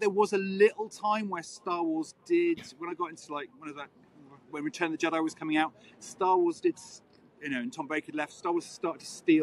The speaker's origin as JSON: {"language": "English", "area": "West Country, near Glastonbury", "region": "South West England", "country": "United Kingdom", "tie": "born or raised there", "said": "I grew up in the West Country, which is like near Glastonbury"}